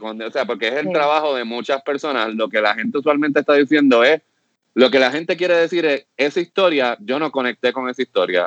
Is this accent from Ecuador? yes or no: no; Puerto Rico; como productor puertorriqueño